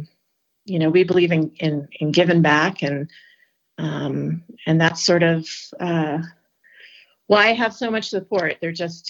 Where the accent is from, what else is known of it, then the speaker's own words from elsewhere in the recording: Ventura County, California, United States; moved away as an adult; now in Colorado, United States; I grew up in Reagan country, Ventura County